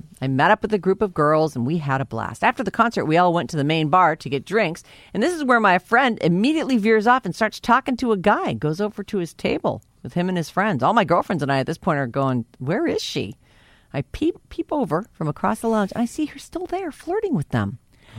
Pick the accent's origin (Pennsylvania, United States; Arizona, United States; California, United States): California, United States; Napa; My husband and I grew up here in Napa.